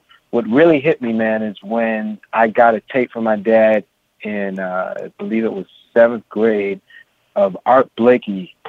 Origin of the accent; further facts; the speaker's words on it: San Francisco, California, United States; I was born and raised in San Francisco, California, in the Haight-Ashbury district.